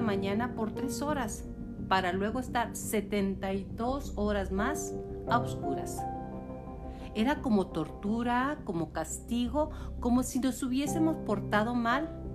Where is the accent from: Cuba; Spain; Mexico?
Cuba; also born or lived in Ciego de Ávila, Cuba; siendo cubano